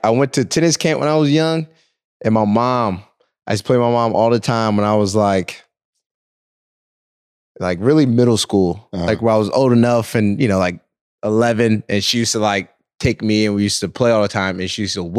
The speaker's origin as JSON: {"language": "English", "town": "Malvern", "region": "Pennsylvania", "country": "United States", "tie": "born or raised there", "said": "So I'm from Philly, outside of Philly, the suburbs. {S0} Okay, {S3} so you could say like Malvern. So that's where I kind of grew up."}